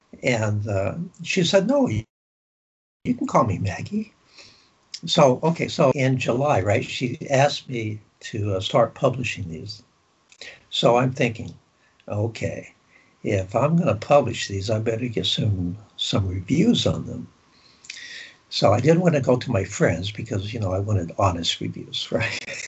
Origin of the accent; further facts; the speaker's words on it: Greece; born there; But when I was born in Greece